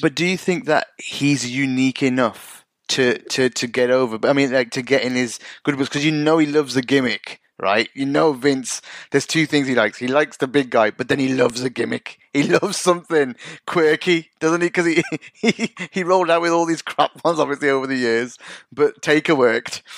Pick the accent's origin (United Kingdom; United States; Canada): United Kingdom; being from an ethnic minority myself and growing up in the UK